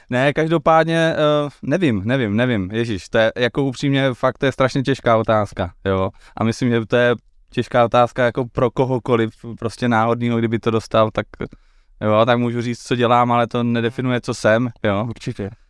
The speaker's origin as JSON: {"language": "Czech", "region": "Silesia", "country": "Czechia", "said": "jsem se léta páně 1988. Eh, v malé výzce, uh, eh, ne, jsem ze Slezska."}